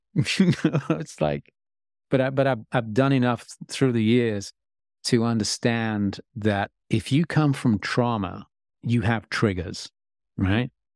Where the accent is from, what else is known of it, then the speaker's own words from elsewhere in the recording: England, United Kingdom; I'm English